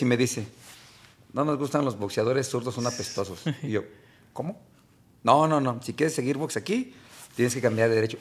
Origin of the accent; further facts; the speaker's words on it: Mexico City, Mexico; now in Guadalajara, Mexico; todos los que somos de allá, de la Ciudad de México